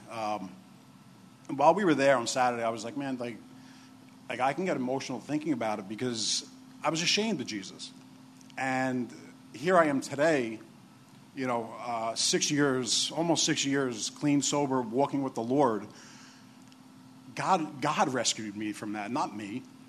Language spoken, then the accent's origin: English; New York City, New York, United States; I'm the other big guy from New York. I'm from Staten Island, where the dump is.